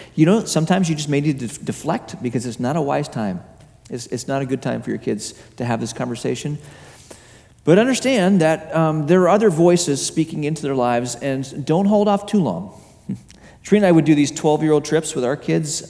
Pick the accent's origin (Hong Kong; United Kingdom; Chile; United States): Hong Kong; moved away; I, I grew up in Hong Kong um, as a young kid